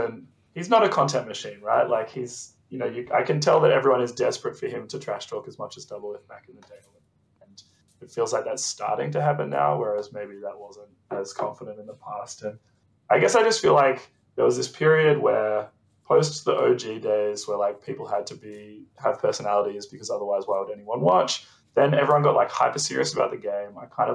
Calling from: Sydney, New South Wales, Australia; From Sydney, Australia.

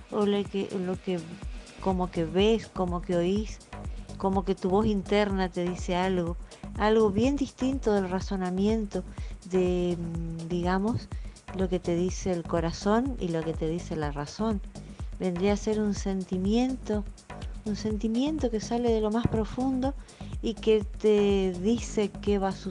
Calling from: Santo Tomé, Corrientes, Argentina; Soy … de Santo Tomé Corrientes

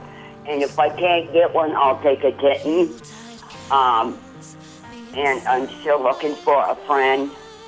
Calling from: Essex Junction, Vermont, United States; I'm calling from Essex Junction.

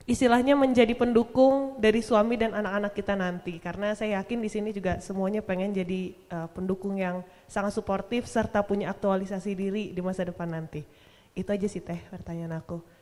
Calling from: Bandung, West Java, Indonesia; saya dari Bandung.

